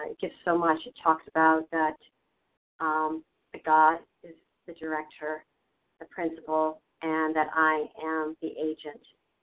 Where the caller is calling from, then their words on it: Boston, Massachusetts, United States; from the Boston area